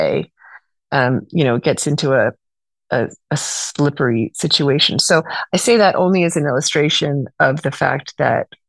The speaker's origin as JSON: {"language": "English", "region": "California", "country": "United States", "also_born_or_lived": "New York", "lives_now": "Los Angeles, United States", "said": "I'm from California originally"}